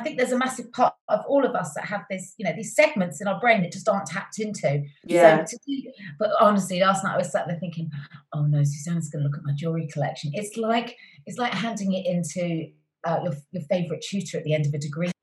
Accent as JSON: {"language": "English", "town": "Cheltenham", "region": "South West England", "country": "United Kingdom", "tie": "born or raised there", "said": "I was born and raised in Cheltenham"}